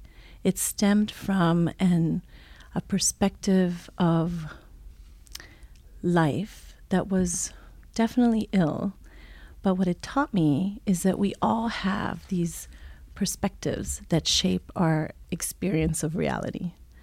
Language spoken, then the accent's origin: English; Italy; also born or lived in Switzerland; So I'm a child of the world, if you will. I was born in Switzerland, raised in Italy, German mom, American dad, lived just about all the continents, and speak five languages.